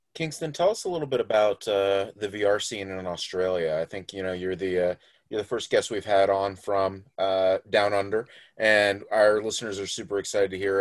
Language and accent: English; Florida, United States; I grew up in Florida, where we of course have lots of alligators